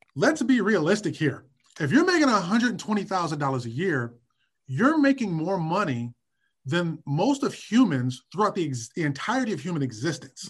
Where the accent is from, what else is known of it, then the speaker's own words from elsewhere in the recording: Detroit, Michigan, United States; also born or lived in New York; now in Washington, D.C., United States; I was born and raised in Detroit and in the Midwest.